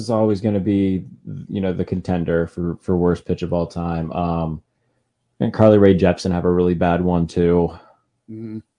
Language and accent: English; Pittsburgh, Pennsylvania, United States; I'm from Pittsburgh